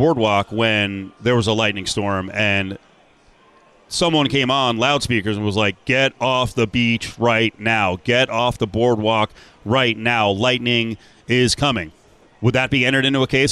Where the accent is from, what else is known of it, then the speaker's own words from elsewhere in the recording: New Jersey, United States; my home state, New Jersey